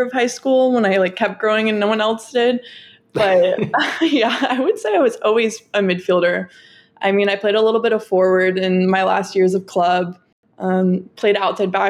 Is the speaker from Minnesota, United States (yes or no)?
no; Southern California, United States; I'm from SoCal